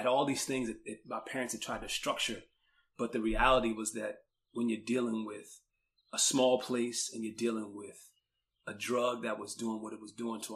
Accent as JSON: {"language": "English", "town": "Washington", "region": "District of Columbia", "country": "United States", "tie": "born or raised there", "moved": "as an adult", "said": "I grew up in Washington, D.C. I grew up in D.C. during the 1980s and early 1990s"}